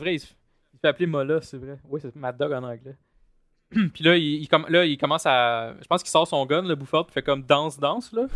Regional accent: Longueuil, Quebec, Canada; je viens de Longueuil

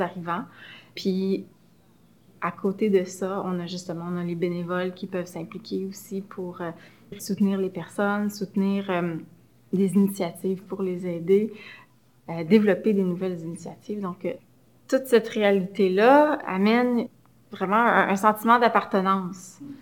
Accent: Montreal, Quebec, Canada; Je suis montréalaise. J'ai grandi dans l'arrondissement de Saint-Laurent

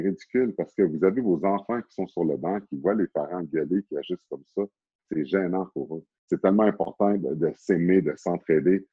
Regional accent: Sorel-Tracy, Quebec, Canada; born or raised there; moved away; also born or lived in Montreal, Canada

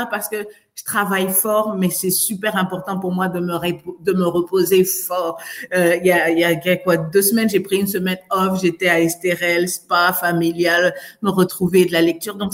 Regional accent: France; now in Canada; Moi, je viens de France. Je me rappelle, c'était trois, c'était trois mois en France.

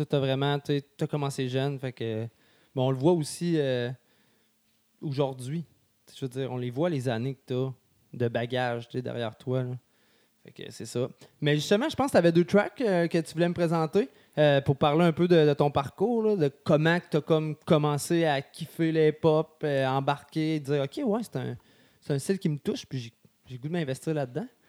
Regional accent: Sainte-Marie, Quebec, Canada; moved away; also born or lived in Lévis; je viens de Sainte-Marie

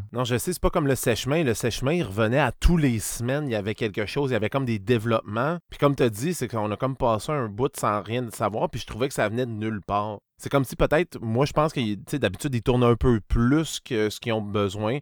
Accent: Saguenay, Quebec, Canada; je viens du Saguenay

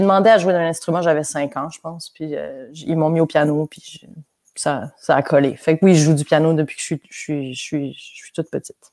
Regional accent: Quebec, Canada; accent: hybrid Québécois/French; also born or lived in France / Montreal; j'ai commencé ma vie au Québec. Je suis née au Québec, j'ai fait la maternelle, j'avais l'accent québécois fort

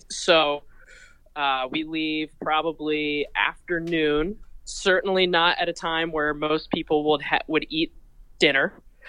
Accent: Connecticut, United States; I am from Connecticut

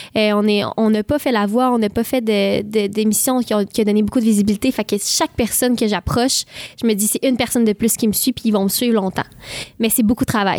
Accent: Saint-Ignace-de-Loyola, Quebec, Canada; Je viens de Saint-Ignace de Loyola. C'est une île près de Berthierville et euh, en face de Sorel-Tracy

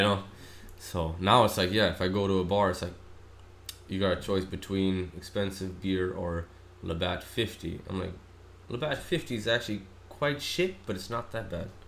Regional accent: Australia; moved away; also born or lived in Pakistan; growing up in Australia

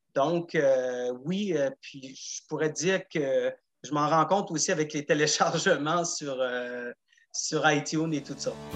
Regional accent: Gaspésie, Quebec, Canada; moved away as an adult; also born or lived in Montreal; J'ai quitté la Gaspésie en 87 après mon cégep

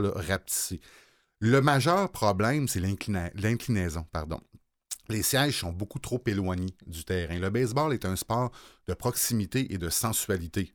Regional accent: Baie-Saint-Paul, Quebec, Canada; j'habitais Baie-Saint-Paul quand j'étais jeune dans Charlevoix

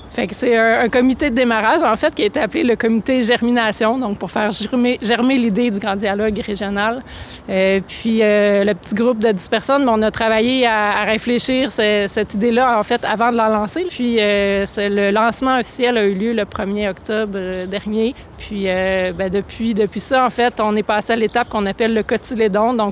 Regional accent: Sherbrooke, Quebec, Canada; moved away as an adult; also born or lived in Montreal / Buenos Aires; now in Saguenay, Canada; Euh, je suis originaire de Sherbrooke, en Estrie. Euh, je suis restée là une vingtaine d'années. Puis après ça, euh, entre autres, j'ai étudié à Québec, j'ai étudié à Montréal, j'ai fini mon bac multidisciplinaire à Buenos Aires, en Argentine.

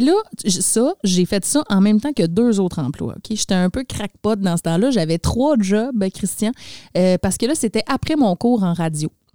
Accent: Labrecque, Quebec, Canada; moved away; je viens de Labrec.

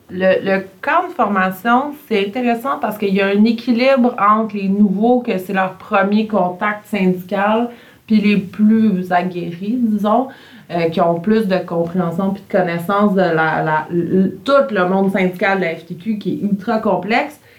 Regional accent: Montreal, Quebec, Canada; Tu sais, moi, je suis une Montréalaise, j'habite premier étage Verdun, pas beaucoup de bois autour de chez nous.

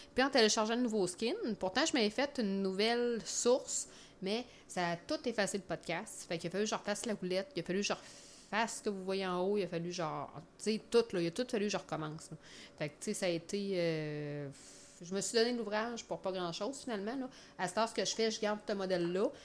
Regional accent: Quebec City, Quebec, Canada; accent: Beauceron; now in Chaudière-Appalaches, Canada; je suis native dans le fond de Québec, mais ça fait des années que je reste en Chaudière-Appalaches, là, sur la rive sud

